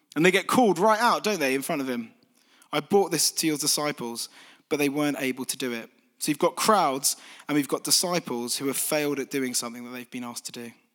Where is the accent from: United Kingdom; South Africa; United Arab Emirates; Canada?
United Kingdom; Folkestone, South East England; moved away as an adult; also born or lived in London; now in East Midlands, United Kingdom; I'm from Kent originally